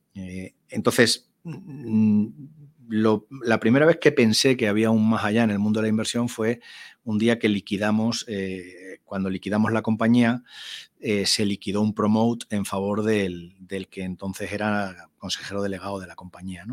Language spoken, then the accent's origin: Spanish; Spain; en aquel ambiente rural de mi pueblo